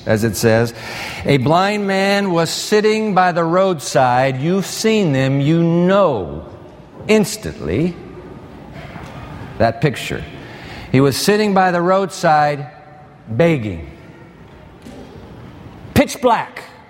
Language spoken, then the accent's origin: English; Japan; moved away; When I was a kid growing up in Japan, born in that land of the rising sun